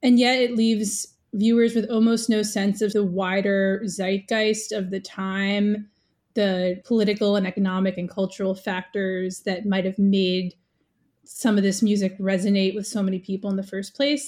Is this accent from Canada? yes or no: no; New York City, New York, United States; I, I grew up in New York City